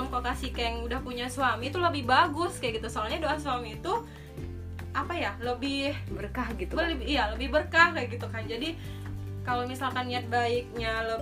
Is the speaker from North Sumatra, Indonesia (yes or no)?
yes; Medan, North Sumatra, Indonesia; kalau kita kan orang Medan kalau menentukan tanggal itu lebih bagusnya kata orang tua kan bukannya orang Jawa